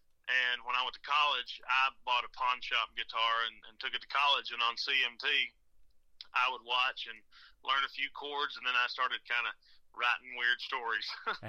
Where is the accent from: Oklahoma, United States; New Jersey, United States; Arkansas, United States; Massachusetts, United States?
Arkansas, United States; Ozark; I'm from Ozark, Arkansas, Ozark. Home of the Hillbillies.